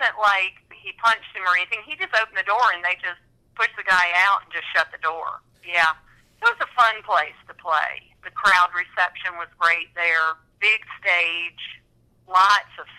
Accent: Saluda, South Carolina, United States; I grew up in Saluda, which is only 30 miles from Greenwood

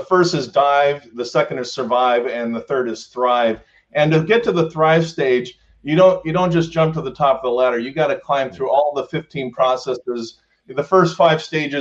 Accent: Fullerton, California, United States; I grew up in Fullerton, California

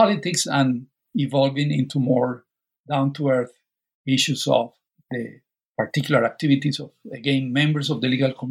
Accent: Colombia; moved away as an adult; I was born, raised in Colombia, and also did my undergraduate degree there

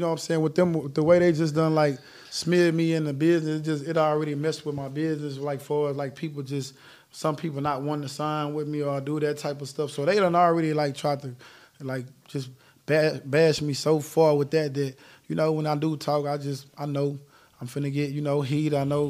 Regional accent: Houston, Texas, United States; I'm from Fifth Ward. My parents from Acres Home.

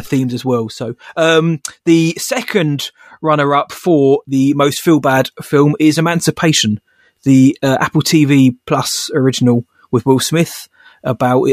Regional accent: England, United Kingdom; I'm English.

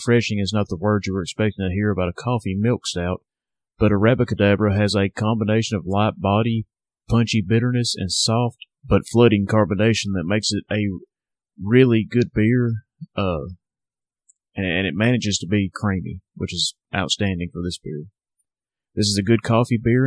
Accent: Northwest Alabama, United States; Southern Package, my hometown craft beer shop.

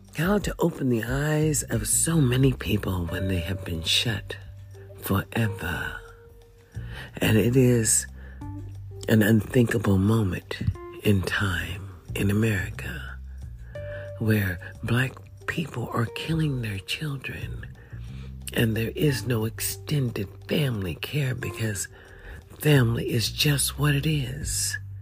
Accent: United States; I was born in the USA

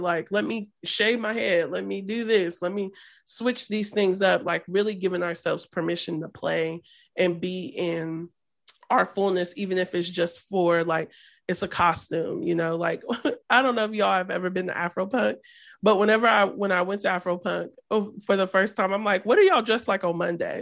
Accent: Midwest, United States; we're from the Midwest

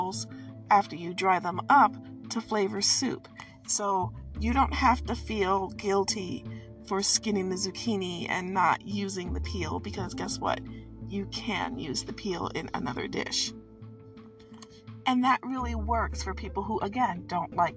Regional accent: Midwest, United States; I'm from the Midwest

